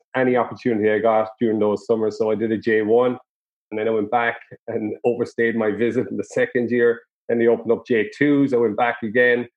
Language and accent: English; Charleville, Munster, Ireland; I'm from North Cork originally, Charleville.